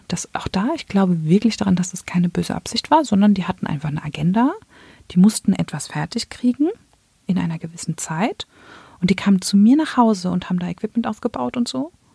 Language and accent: German; Germany; ich bin in Deutschland geboren und aufgewachsen